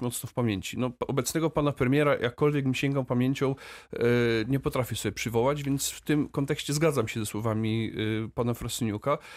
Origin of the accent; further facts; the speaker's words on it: Wrocław, Lower Silesian Voivodeship, Poland; ja jestem wrocławinem z urodzenia.